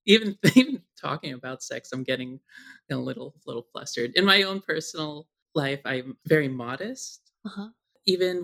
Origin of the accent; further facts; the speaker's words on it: San Francisco, California, United States; as a trans woman, growing up in San Francisco